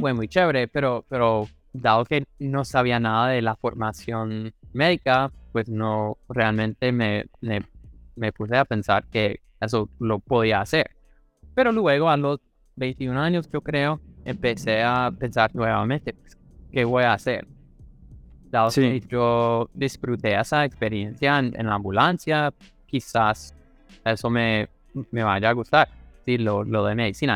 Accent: Missouri, United States; accent: gringo; Spanish is a second language; moved away as an adult; also born or lived in Kansas City / California / Cali, Colombia; now in New York, United States; fue de Missouri, nací allá, en la mitad de la nada

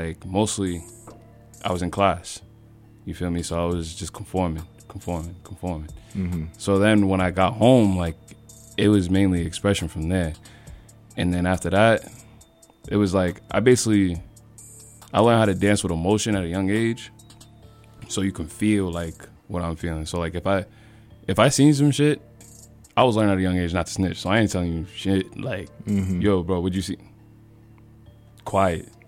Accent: Boston, Massachusetts, United States; also born or lived in Cambridge, Massachusetts; I was born and raised in Dorchester, moved to Cambridge when I was around 10, and moved to the projects

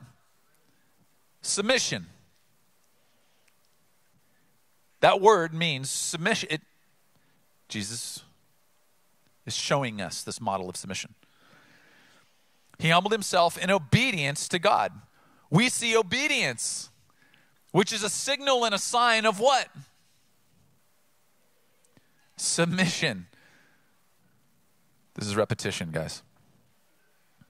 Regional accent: Oceanside, California, United States; Growing up in Oceanside, I grew up by a large military installation, Camp Pendleton

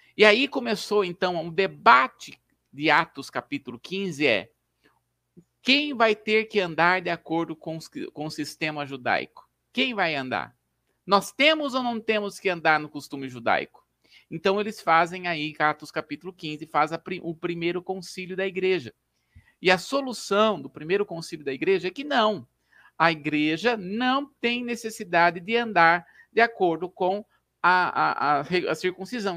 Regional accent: Brazil; nós somos brasileiros, falamos português

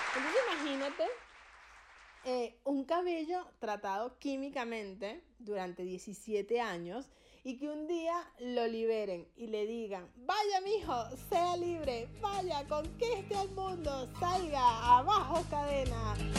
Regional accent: Venezuela; now in Argentina; yo soy venezolana y en mi país

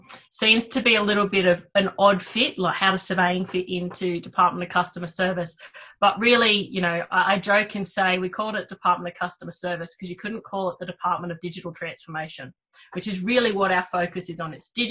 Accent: New South Wales, Australia; So Wollondilly Shire, and still live there. So southwest Sydney, not quite the Southern Highlands, not quite Sydney, not quite Wollongong. Nice little nestled spot in between all of them.

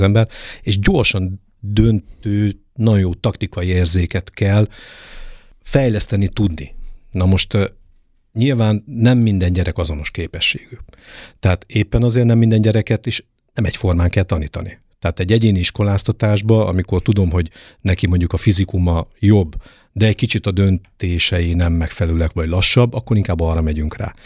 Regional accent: Debrecen, Hajdú-Bihar, Hungary; also born or lived in Germany / England; now in Nyíregyháza, Hungary; kilenc éves koromban úgy gondolta a nagypapa, hogy az unokatestvéremet és engem levisz a vívóterembe Fülöp Gyuszi bácsihoz, ez Debrecenben volt

